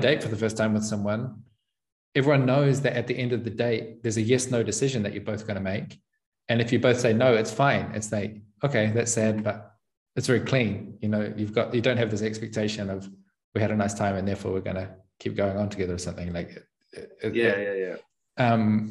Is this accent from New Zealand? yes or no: yes; New Zealand; moved away; I come from New Zealand